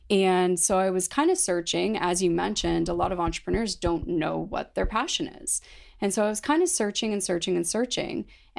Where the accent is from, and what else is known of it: London, Ontario, Canada; born or raised there